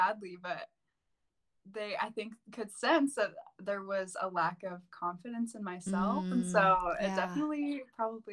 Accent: Missouri, United States; moved away as an adult; now in Idaho, United States; I'm actually from Missouri.

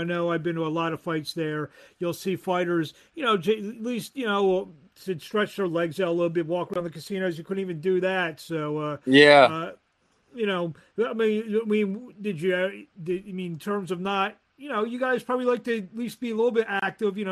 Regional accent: Philadelphia, Pennsylvania, United States; I'm from Philly

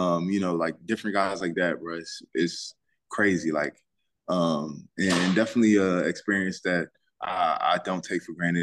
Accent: Boykins, Virginia, United States; Yep, Boykins, Virginia.

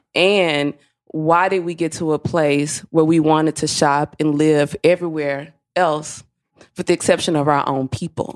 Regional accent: Mississippi, United States; I am from Mississippi

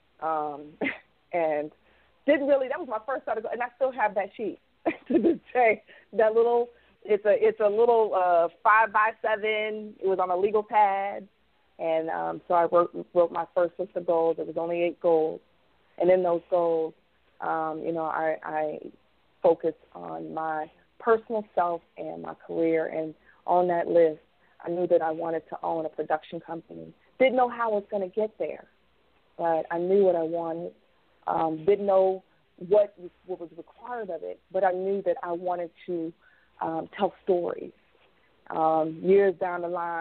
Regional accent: Covington, Kentucky, United States; I was born and raised in Jacob Price Homes, which is a project in Covington, Kentucky

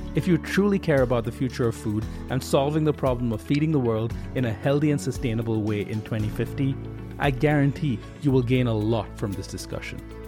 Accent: India; moved away; I, I grew up in India.

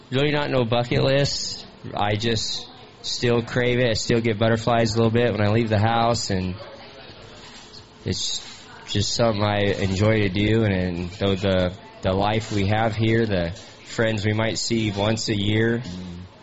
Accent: Lakeside, California, United States; I'm from Lakeside, California

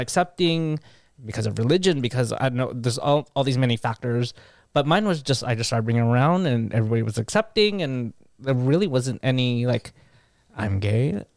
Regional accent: Carson, California, United States; I grew up in Carson

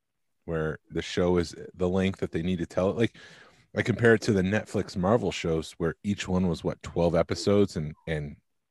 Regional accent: Syracuse, New York, United States; moved away; I grew up in Syracuse

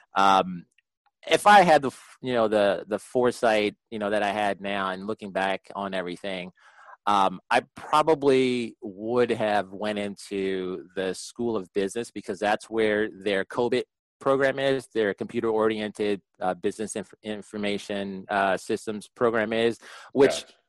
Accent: Prince George's County, Maryland, United States; also born or lived in Washington, D.C.; I, was born in D.C., raised in Prince George's County, just outside of D.C.

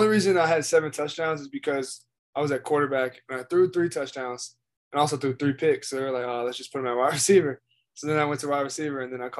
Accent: Frederick, Maryland, United States; now in Knoxville, United States; I'm from Frederick, Maryland.

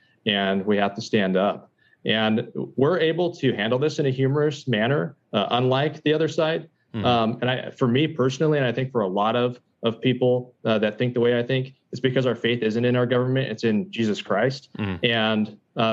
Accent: United States; I am exercising my rights as an American, and I have very real concerns, and I'm well supported.

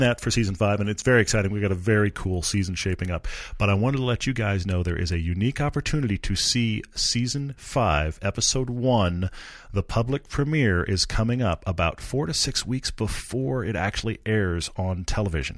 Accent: Texas, United States; now in Utah, United States; I grew up in Texas, which has its own culture

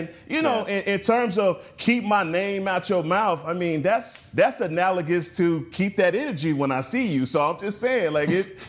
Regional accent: Dallas, Texas, United States; I'm a brother from Oak Cliff

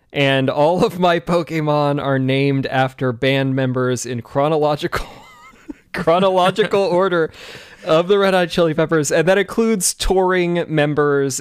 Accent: Washington, United States; I'm from Washington State

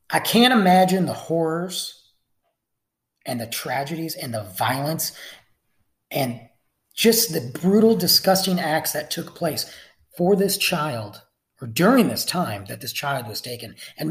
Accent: Michigan, United States; my home state of Michigan

